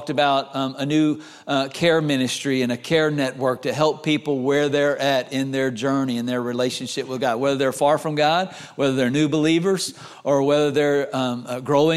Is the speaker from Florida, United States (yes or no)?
yes; Florida, United States; also born or lived in North Carolina; We grew up in Florida all my life